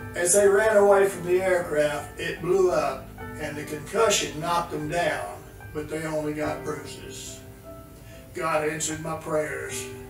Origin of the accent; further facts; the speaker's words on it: Linden, Texas, United States; I was born in Linden, Texas